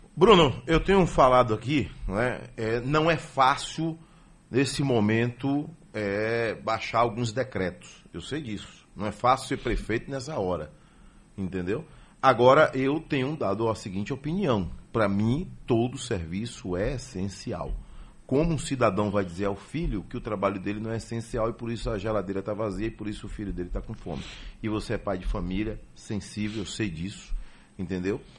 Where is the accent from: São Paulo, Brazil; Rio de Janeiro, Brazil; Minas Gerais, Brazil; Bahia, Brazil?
Bahia, Brazil; Pirajá; eu vim de Pirajá